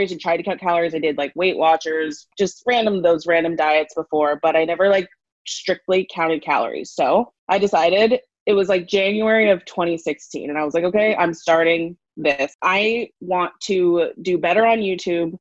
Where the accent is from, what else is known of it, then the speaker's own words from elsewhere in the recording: Arizona, United States; moved away as an adult; now in Los Angeles, United States; I'm originally from Arizona